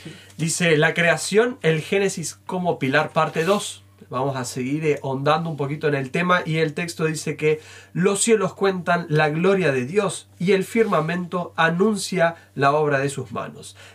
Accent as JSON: {"language": "Spanish", "region": "Mendoza", "country": "Argentina", "tie": "born or raised there", "moved": "yes", "lives_now": "Entre Ríos, Argentina", "said": "No, vos sabés que me crié, no nací ahí, pero me crié en Mendoza, donde está la cordillera"}